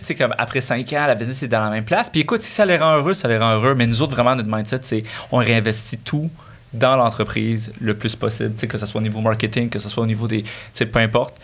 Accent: Quebec, Canada; j'ai grandi sur le Québec

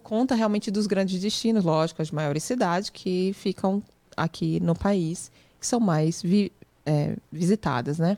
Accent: Olinda, Pernambuco, Brazil; moved away as an adult; also born or lived in France; now in Boston, United States; eu nasci numa cidade próxima, a cidade vizinha, e cresci, estudei tudo em Olinda, Pernambuco

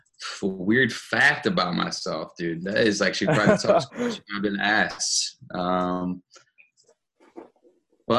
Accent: Madison, Wisconsin, United States; now in Milwaukee, United States; I grew up actually in Madison, which is just like a little bit west of Milwaukee

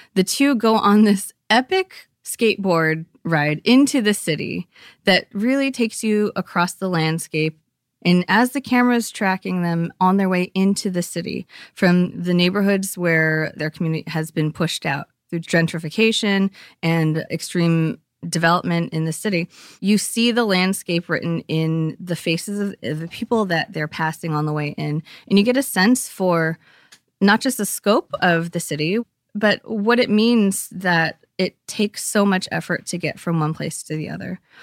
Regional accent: East Bay, California, United States; growing up there, I grew up in the East Bay

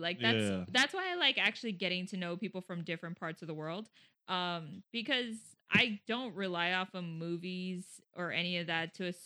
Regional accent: Puebla, Mexico; first language Spanish; English is a second language; moved away; I grew up in Puebla, which is at the southernmost tip of Mexico

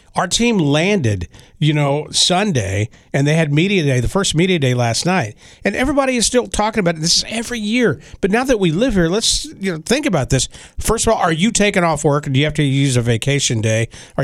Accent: Dallas, Texas, United States; born or raised there

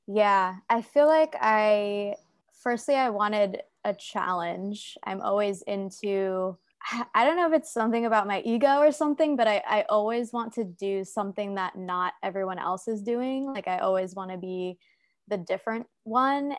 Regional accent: United States; moved away as an adult; also born or lived in New York City, United States; now in Saigon, Vietnam; I'm from America.

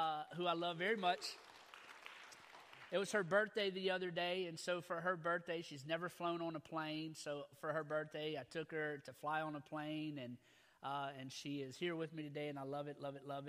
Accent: Louisiana, United States; I'm from Louisiana, so I grew up, I was born and raised in Louisiana.

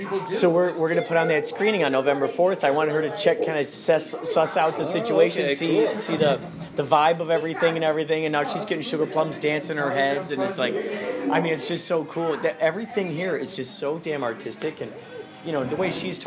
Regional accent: Chicago, Illinois, United States; I grew up out in the Chicagoland area

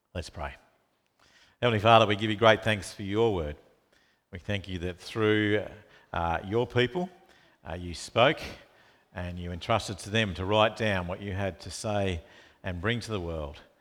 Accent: Launceston, Tasmania, Australia; moved away; I grew up in Tasmania, in Launceston

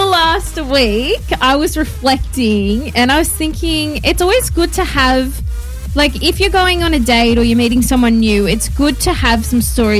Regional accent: Australia; I'm from Australia.

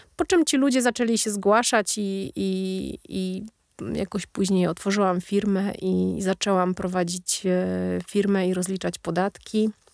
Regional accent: Poland; moved away as an adult; now in Norway; nas Polaków

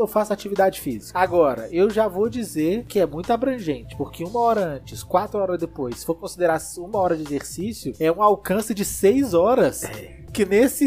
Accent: Belo Horizonte, Minas Gerais, Brazil; nós somos de BH

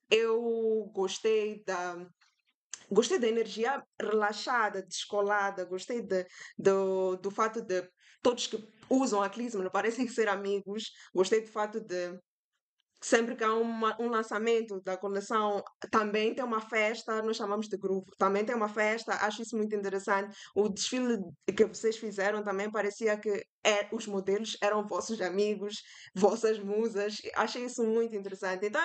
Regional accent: Mozambique; now in Foz do Iguaçu, Brazil; eu vim de Moçambique, né? Vim estudar cá arquitetura em Foz.

